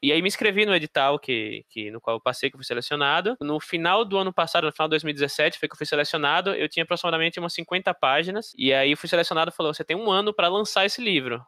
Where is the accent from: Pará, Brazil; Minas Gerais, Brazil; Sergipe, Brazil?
Sergipe, Brazil; Aracaju; moved away as an adult; now in São Paulo, Brazil; Eu sou de, de Aracaju, Sergipe, lá no Nordeste, e eu vim pra cá já com acho que uns 25 anos de idade